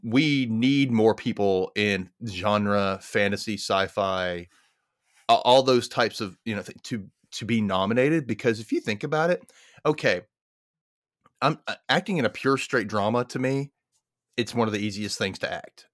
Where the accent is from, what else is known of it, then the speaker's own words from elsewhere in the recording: the South, United States; I'm in Mississippi. I grew up in the South